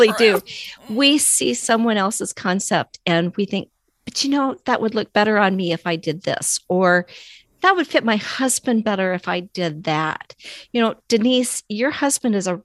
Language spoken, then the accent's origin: English; Alaska, United States; I am from Alaska